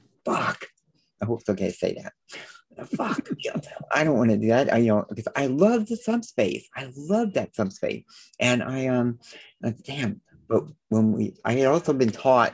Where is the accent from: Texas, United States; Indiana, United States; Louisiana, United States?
Louisiana, United States; New Orleans; now in Los Angeles, United States; I was born down in New Orleans. So I was, you know, was raised with manners and things like that.